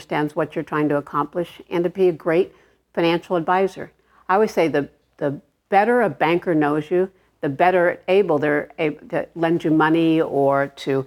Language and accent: English; Los Angeles, California, United States; I grew up in Arleta, California.